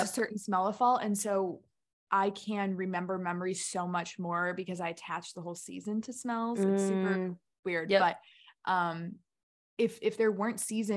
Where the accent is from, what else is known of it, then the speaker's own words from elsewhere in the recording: outside Chicago, Illinois, United States; we grew up in the country, even though we grew up right outside Chicago